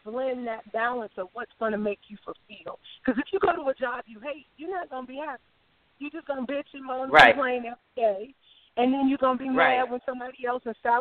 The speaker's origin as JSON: {"language": "English", "town": "Cleveland", "region": "Ohio", "country": "United States", "tie": "born or raised there", "said": "I'm a homegirl from Cleveland, Ohio"}